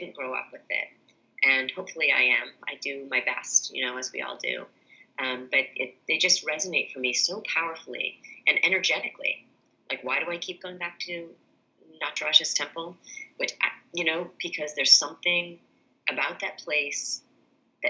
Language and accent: English; New England, United States; I grew up in New England